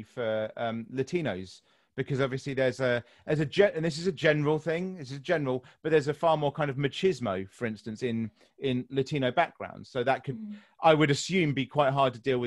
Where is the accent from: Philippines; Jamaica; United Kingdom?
United Kingdom